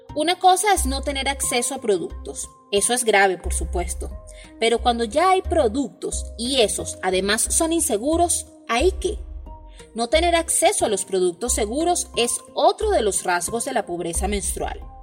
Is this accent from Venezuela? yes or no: yes; Venezuela; soy periodista en Venezuela